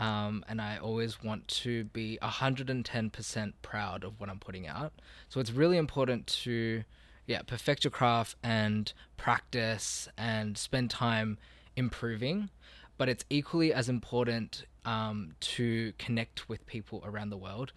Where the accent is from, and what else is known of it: Australia; born or raised there